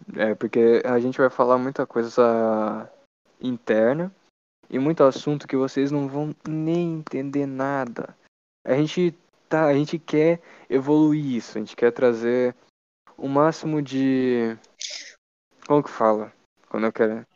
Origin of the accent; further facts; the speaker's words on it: Brazil; a gente é brasileiro